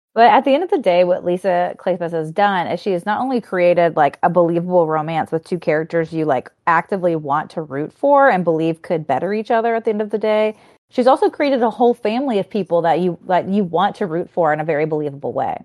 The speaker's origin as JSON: {"language": "English", "area": "Cajun", "region": "Louisiana", "country": "United States", "said": "I'm Cajun girl"}